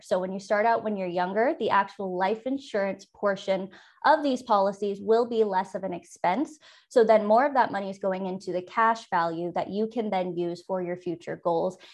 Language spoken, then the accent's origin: English; San Francisco Bay Area, California, United States; moved away as an adult; also born or lived in eastern Idaho; now in Idaho, United States; I'm originally from the San Francisco Bay Area. It's where I was born and raised